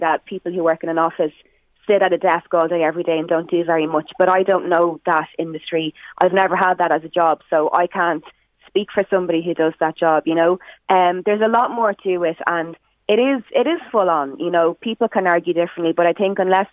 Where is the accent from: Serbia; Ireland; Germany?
Ireland; Drogheda, Leinster; I love Drogheda, I love my hometown